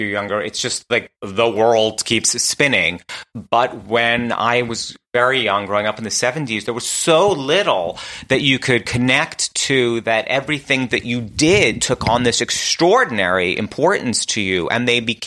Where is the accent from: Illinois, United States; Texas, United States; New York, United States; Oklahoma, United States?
New York, United States; New York City; now in Los Angeles, United States; We went to my family's house in Queens